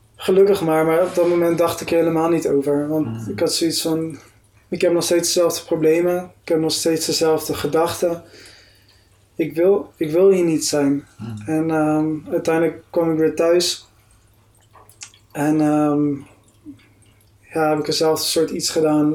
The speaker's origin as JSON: {"language": "Dutch", "town": "Delft", "region": "South Holland", "country": "Netherlands", "tie": "born or raised there", "also_born_or_lived": "Heerde", "moved": "as an adult", "said": "Ik ging naar de christelijk gereformeerde kerk in Delft, waar ik ben opgegroeid"}